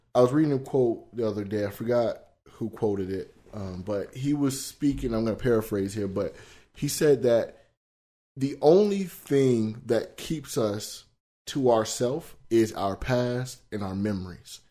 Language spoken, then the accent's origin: English; Broward, Florida, United States; Growing up in Broward